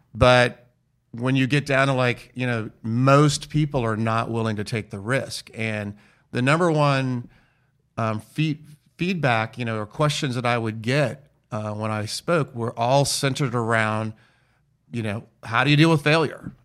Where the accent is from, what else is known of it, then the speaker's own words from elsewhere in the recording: United States; also born or lived in Florence, Italy; we're from the United States